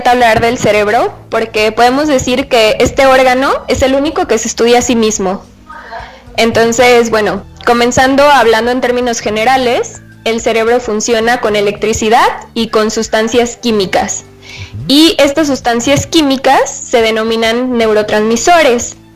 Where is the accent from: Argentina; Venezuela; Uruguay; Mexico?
Mexico; Tlaquepaque, Jalisco; Eh, bueno, yo soy de Tlaquepaque